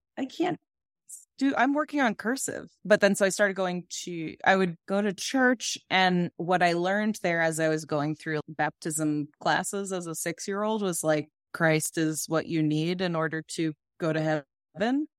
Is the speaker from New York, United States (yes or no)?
yes; Massapequa, New York, United States; I'm from Long Island